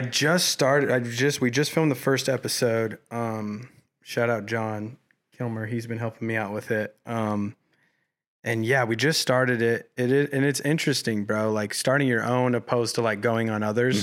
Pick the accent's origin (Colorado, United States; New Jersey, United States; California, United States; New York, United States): Colorado, United States; Colorado Springs; moved away as an adult; now in Los Angeles, United States; growing up in Colorado Springs